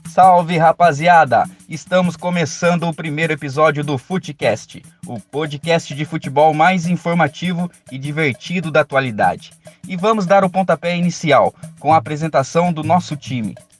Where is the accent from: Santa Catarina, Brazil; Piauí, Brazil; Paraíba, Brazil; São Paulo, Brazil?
São Paulo, Brazil; Avaré; sou nascido e moro na cidade de Avaré